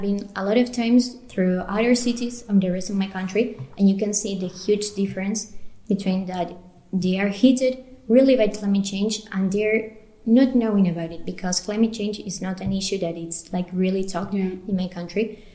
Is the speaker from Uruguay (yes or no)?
yes; Uruguay; I'm from Uruguay, a tiny but powerful country in South America